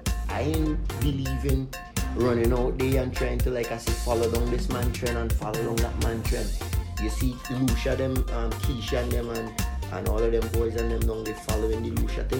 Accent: Barbados; I grew up in Barbados, so I actually became a man in Barbados, because I moved there when I was like 9, 10

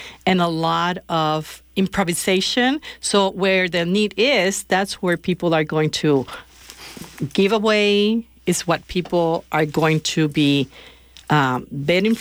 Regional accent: Puerto Rico; moved away; I grew up in Puerto Rico.

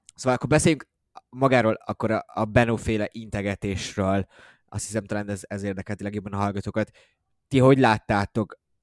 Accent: Hungary

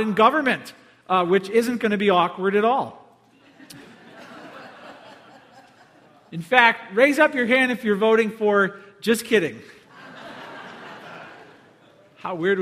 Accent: Palos Hills, Illinois, United States; I grew up in Palos Hills

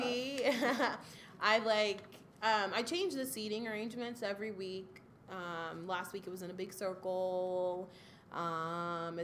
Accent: Waldorf, Maryland, United States; they were building a brand new school in my hometown of Waldorf, Maryland

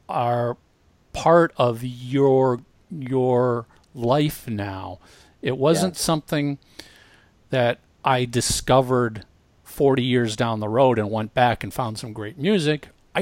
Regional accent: Minnesota, United States; I grew up in Minnesota

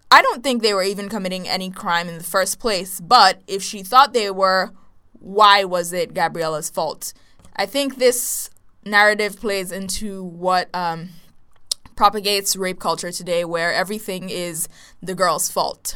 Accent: Nigeria; from Nigeria

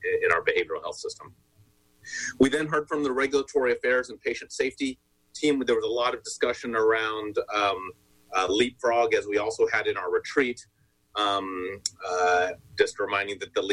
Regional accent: Texas, United States; moved away; Texas, I'm from Texas

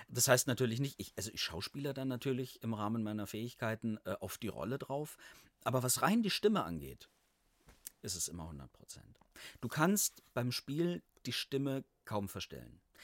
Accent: Allgäu, near Kempten, Bavaria, Germany; moved away as an adult; also born or lived in Halle; Ich komme aus, äh, aus dem Allgäu, aus der Nähe von Kempten.

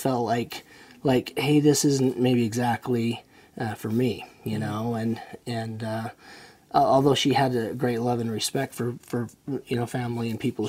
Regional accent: Hyde Park, Utah, United States; also born or lived in Orem, Utah; I was born in rural Hyde. Well, I was born in Orem, but we moved to Hyde Park when I was very young.

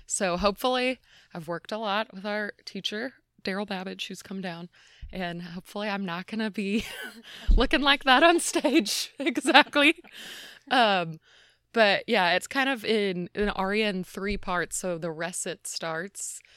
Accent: Atlanta, Georgia, United States; moved away as an adult; also born or lived in Indiana; now in Phoenix, United States; I'm from Atlanta, which is on the opposite side of the country

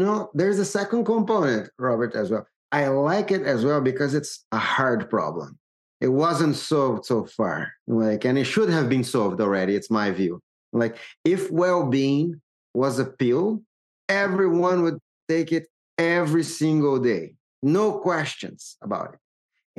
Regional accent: Brazil; I'm originally from Brazil

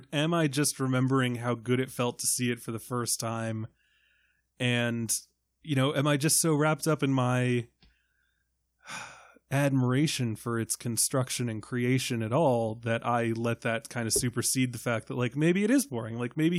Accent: Ireland; I don't know what to do with an umlaut. I'm Irish.

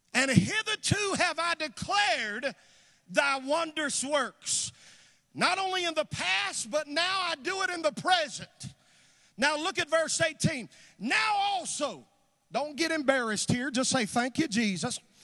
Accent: North Carolina, United States; moved away; I'm from the South. I'm from North Carolina originally.

